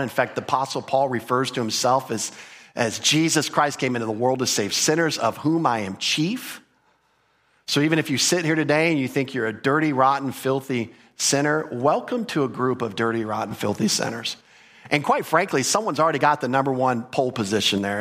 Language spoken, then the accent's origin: English; United States; as an American